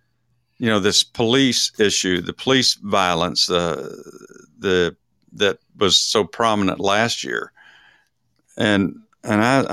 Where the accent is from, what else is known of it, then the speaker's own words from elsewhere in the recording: Dallas, Texas, United States; I'm from Dallas